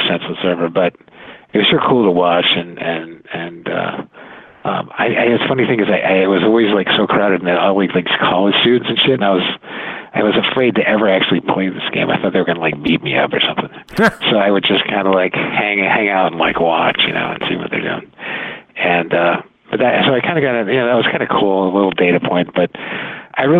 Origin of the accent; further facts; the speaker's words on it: Silicon Valley, California, United States; now in Glenview, United States; I grew up out in Silicon Valley, and as a kid, I would hang around Stanford University